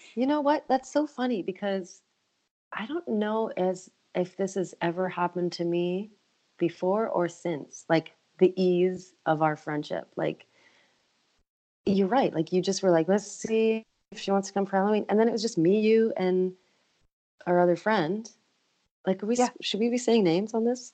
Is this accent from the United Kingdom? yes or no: no; Canada; moved away as an adult; now in Nashville, United States; being a Canadian living in the US